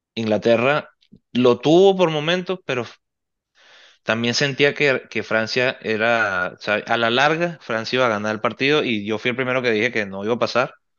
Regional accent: Venezuela; como venezolano y como seguidor del fútbol

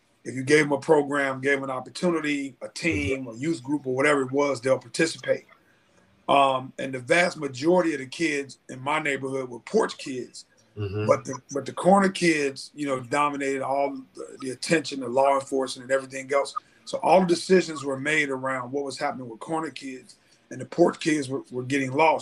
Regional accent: Cincinnati, Ohio, United States; I grew up in Cincinnati, Ohio, in this community called Avondale

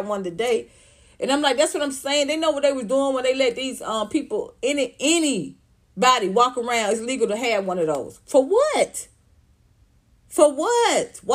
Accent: Atlanta, Georgia, United States; Southwest Atlanta, where I grew up

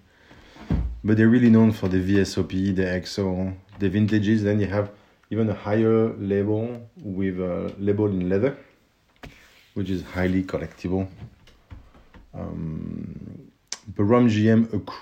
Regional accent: France; accent: French; my French accent

